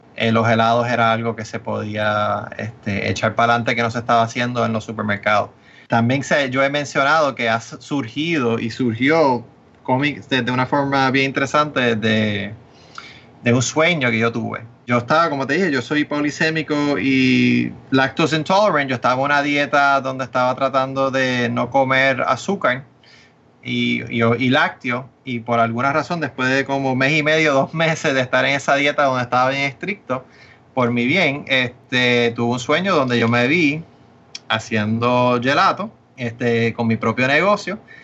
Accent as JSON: {"language": "Spanish", "country": "Puerto Rico", "tie": "born or raised there", "said": "primero yo estudié en, en Puerto Rico toda mi vida. Y este, Eso que yo sé mucho del mercado y he vivido y sé todo lo que está pasando en Puerto Rico, soy puertorriqueño"}